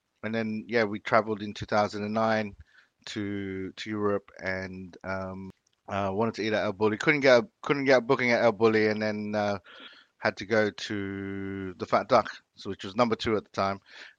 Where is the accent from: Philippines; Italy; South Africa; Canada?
Philippines; moved away; You know, we were obviously growing up in the Philippines when I was younger. I have very few food memories in the Philippines.